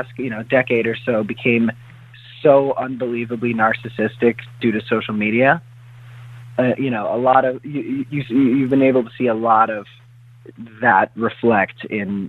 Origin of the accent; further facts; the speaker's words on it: South Florida, United States; also born or lived in Hollywood, Florida / Boca Raton, Florida / Parkland, Florida; I'm born and raised in South Florida.